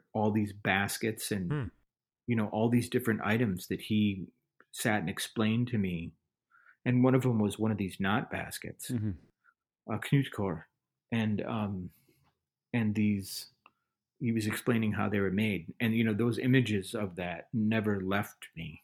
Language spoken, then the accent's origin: English; Minneapolis, Minnesota, United States; growing up around the Twin Cities, St. Paul, Minneapolis